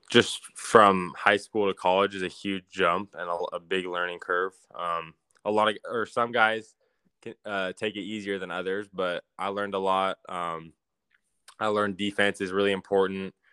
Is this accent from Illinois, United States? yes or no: no; Fresno, California, United States; And growing up in Fresno